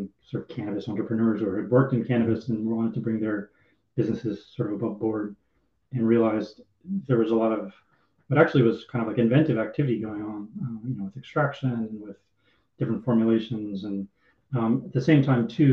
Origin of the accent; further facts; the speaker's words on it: Oakland, California, United States; I grew up in Oakland